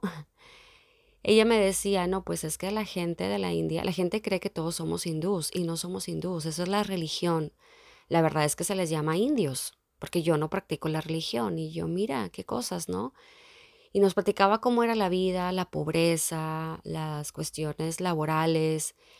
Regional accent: Mexico; moved away as an adult; also born or lived in Dublin; haber nacido en México

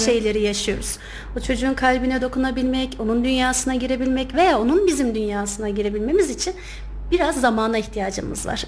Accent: Kayseri Province, Turkey; 1994 e, Kayseri doğumluyum

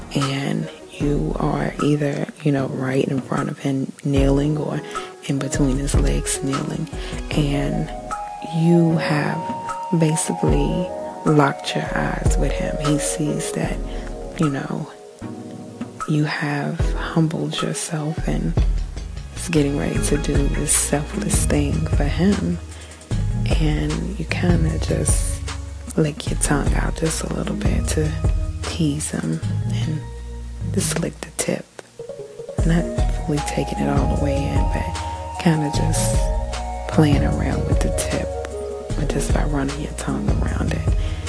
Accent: New Zealand; and I am Kiwi.

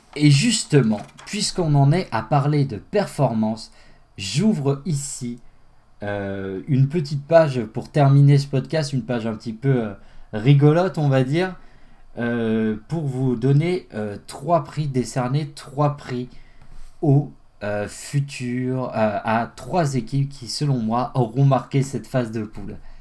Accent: France; chez nous en France

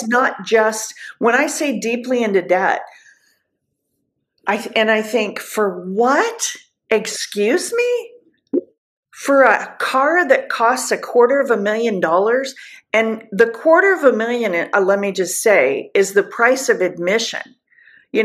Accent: Southern California, United States; moved away; I'm from Southern California. I would hear it. I would see it my whole entire life

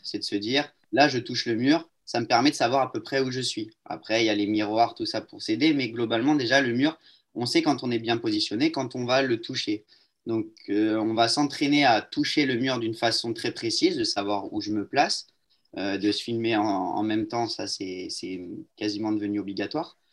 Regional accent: Marseille, Provence-Alpes-Côte d'Azur, France; Je suis de Marseille

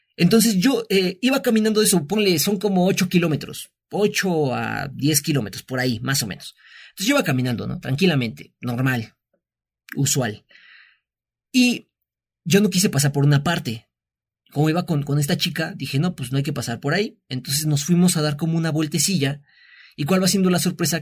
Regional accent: Mexico; moved away as an adult; now in Mexico City, Mexico; nosotros pues somos de aquí, no somos de la Ciudad de México

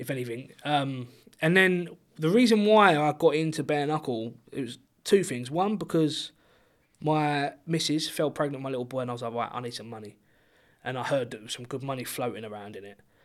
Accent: Chatham, South East England, United Kingdom; there's no one in Chatham that does bare knuckle boxing apart from me

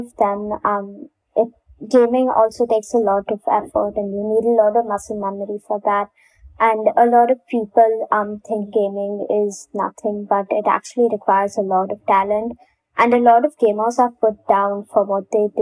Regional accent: India; I actually received a lot of racism for being Indian and a designer.

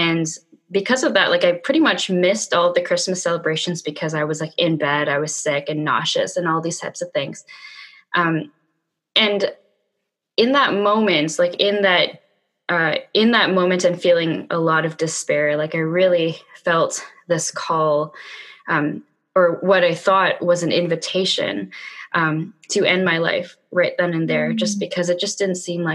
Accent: Vancouver, British Columbia, Canada; my hometown

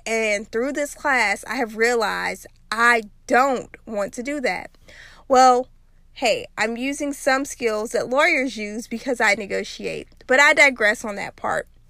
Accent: South Louisiana, United States; when I was growing up in South Louisiana

